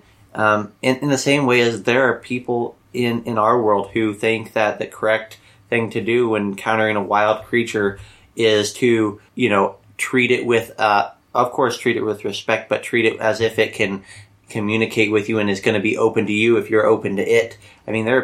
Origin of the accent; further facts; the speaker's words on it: Midwest, United States; we are from the Midwest